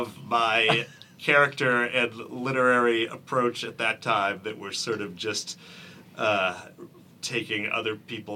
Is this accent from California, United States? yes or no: yes; Santa Barbara, California, United States; also born or lived in New Haven, Connecticut; I was living in Santa Barbara, California. I'm originally from New Haven, Connecticut. Moved to Santa Barbara when I was 10.